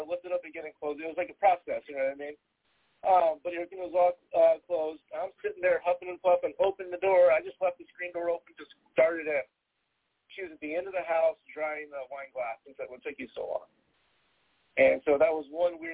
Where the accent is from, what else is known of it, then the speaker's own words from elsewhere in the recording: Texas, United States; I'm originally from Texas